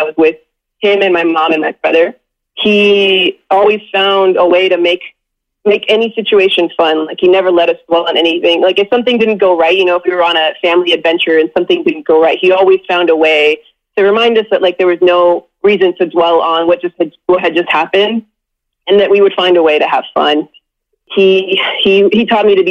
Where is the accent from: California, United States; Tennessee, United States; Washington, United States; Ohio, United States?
California, United States; Southern; growing up in Southern California